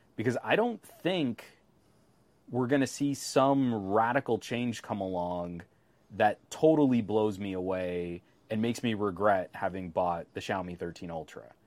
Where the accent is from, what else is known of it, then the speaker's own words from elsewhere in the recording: United States; I'm American